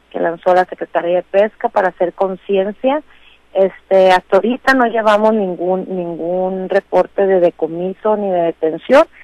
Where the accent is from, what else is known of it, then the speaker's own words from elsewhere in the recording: Los Mochis, Sinaloa, Mexico; moved away as an adult; also born or lived in Topolobampo / Mazatlán; now in Culiacán, Mexico; soy nacida en Topolobampo, criada en Los Mochis y este, políticamente engendrada en Mazatlán y la pesca me tiene aquí en Culiacán, así es que pues podemos decir que soy de todos los rincones de Sinaloa.